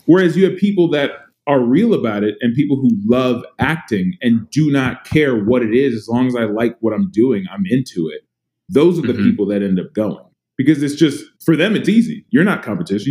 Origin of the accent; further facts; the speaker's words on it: San Antonio, Texas, United States; I grew up in Texas. I grew up in in San Antonio, Texas